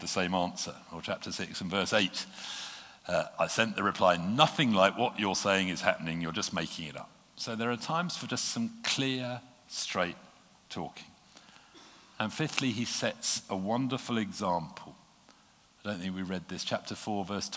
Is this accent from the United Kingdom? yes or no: yes; United Kingdom; being British